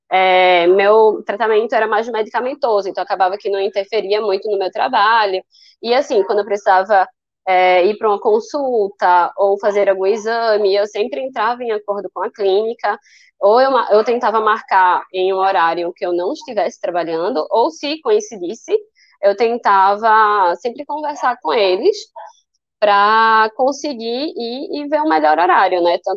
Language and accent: Portuguese; Recife, Pernambuco, Brazil; Eu tenho 29 anos, eu sou daqui de Recife, Pernambuco